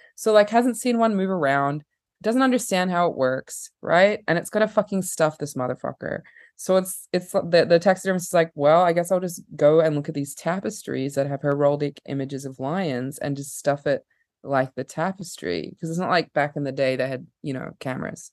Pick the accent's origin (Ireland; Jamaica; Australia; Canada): Australia; Perth, Western Australia; accent: partially Australian; moved away; I was born in Perth, Australia, which is a weird town.